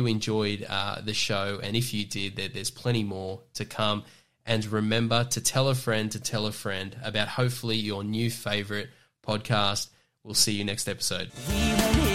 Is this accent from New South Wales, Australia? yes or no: yes; Newcastle, New South Wales, Australia; I'm from Newcastle in the Hunter